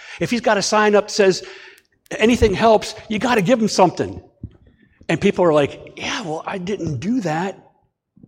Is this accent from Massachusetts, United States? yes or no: no; Ashtabula, Ohio, United States; also born or lived in Martins Ferry, Ohio; now in Bellaire, United States; My hometown, Ashtabula